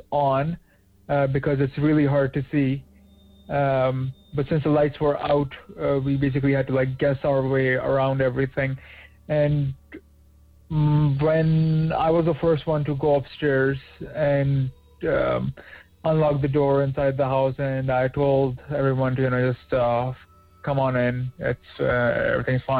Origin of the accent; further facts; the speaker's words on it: Pakistan; now in Toronto, Canada; back when I was still in my home country of Pakistan